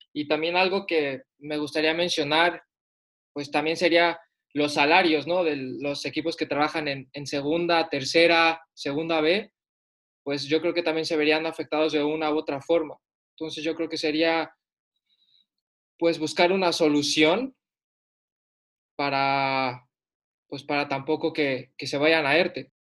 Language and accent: Spanish; Puebla, Mexico; El Puebla, de donde soy